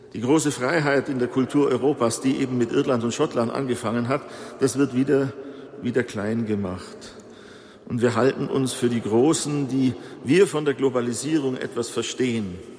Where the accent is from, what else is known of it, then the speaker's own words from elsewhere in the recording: Bavaria, Germany; hier bei uns in Bayern